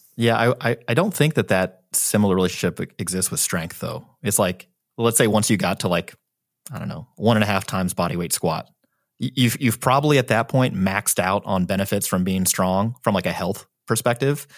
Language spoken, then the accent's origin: English; St. Louis, Missouri, United States; moved away; I'm from Saint Louis.